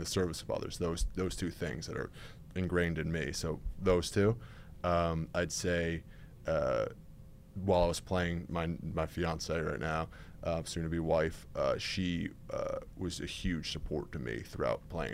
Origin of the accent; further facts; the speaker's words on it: Westchester, New York, United States; So I grew up in Westchester, New York, so suburbs of New York City